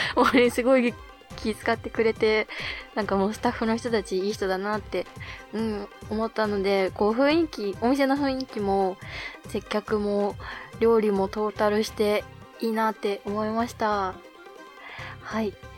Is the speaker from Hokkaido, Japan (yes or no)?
yes; Hokkaido, Japan; moved away as an adult; now in Tokyo, Japan; 北海道の大自然の中で育った